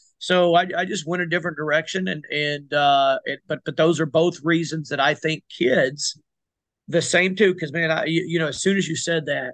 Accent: South Arkansas, United States; we're from South Arkansas

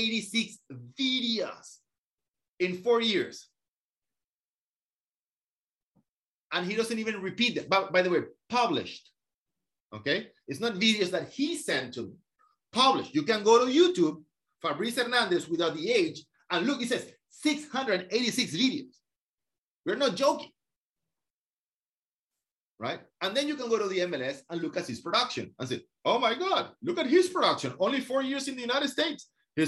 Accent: France; now in Miami, United States; I moved from France, and I have a huge community of French people and investors that purchase from me, listings from people in Miami.

